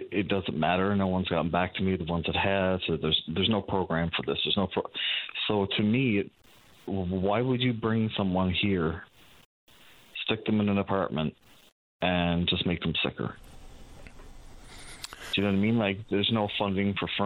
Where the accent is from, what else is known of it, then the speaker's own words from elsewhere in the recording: Channel-Port aux Basques, Newfoundland and Labrador, Canada; moved away as an adult; I'm originally from Port of Bass too